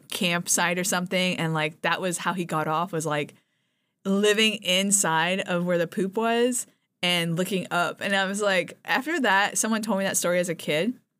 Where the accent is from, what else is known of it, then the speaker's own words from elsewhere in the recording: Japan; moved away; I grew up in Japan